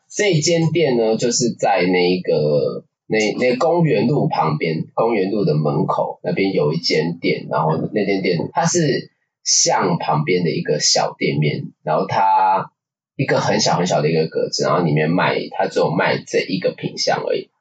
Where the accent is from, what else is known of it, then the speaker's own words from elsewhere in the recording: Taipei, Taiwan; 我是土生土长的土台北人